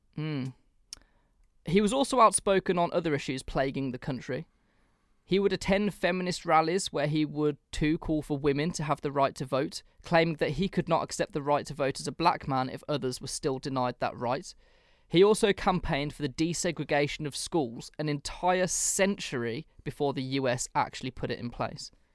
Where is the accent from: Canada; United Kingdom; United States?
United Kingdom; England; as an Englishman